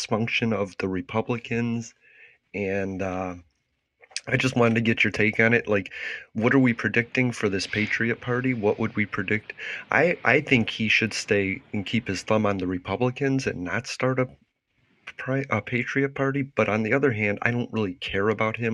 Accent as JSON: {"language": "English", "country": "United States", "said": "we are from the United States in America"}